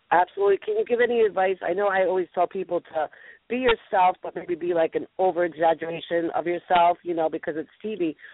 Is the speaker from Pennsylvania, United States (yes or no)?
yes; Philadelphia, Pennsylvania, United States; I'm from Philly.